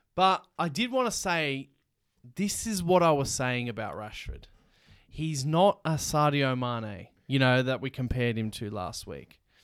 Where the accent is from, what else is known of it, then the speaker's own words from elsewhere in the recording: Melbourne, Victoria, Australia; we're from Melbourne